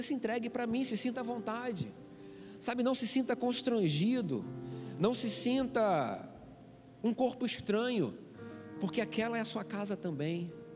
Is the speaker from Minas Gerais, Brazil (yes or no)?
no; Rio de Janeiro, Brazil; Sou carioca